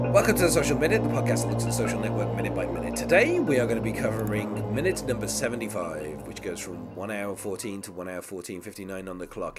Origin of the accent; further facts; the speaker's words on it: England, United Kingdom; as an Englishman myself